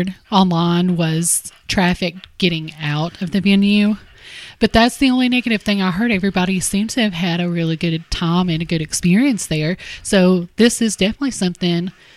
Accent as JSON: {"language": "English", "area": "Harlan", "region": "Kentucky", "country": "United States"}